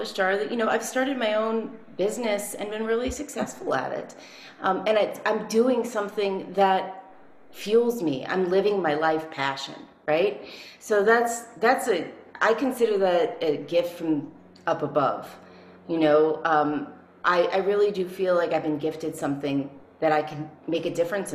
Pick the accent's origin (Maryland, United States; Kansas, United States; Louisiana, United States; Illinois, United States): Louisiana, United States; New Orleans; also born or lived in Chicago / Nashville; now in New Mexico, United States; I was born in New Orleans, and I was the youngest of four